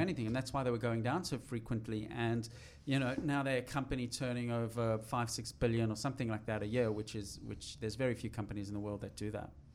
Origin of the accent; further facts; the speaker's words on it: South Africa; I'm from South Africa